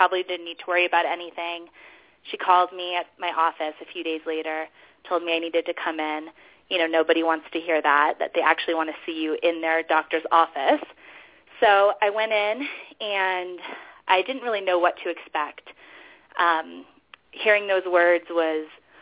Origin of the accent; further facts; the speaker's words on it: Denver, Colorado, United States; moved away as an adult; also born or lived in New York; I am in Denver, Colorado. I actually just moved here last summer. This is my hometown, but I was living in New York for 6 years before that.